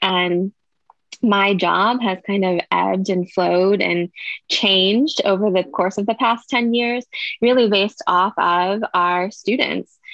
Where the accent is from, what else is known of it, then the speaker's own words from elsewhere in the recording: Pittsburgh, Pennsylvania, United States; moved away as an adult; now in Austin, United States; I'm actually from the Pittsburgh, Pennsylvania area